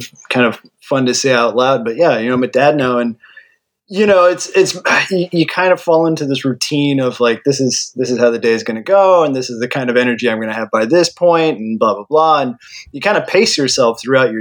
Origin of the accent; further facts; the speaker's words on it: Northern California, United States; moved away; I grew up in Northern California.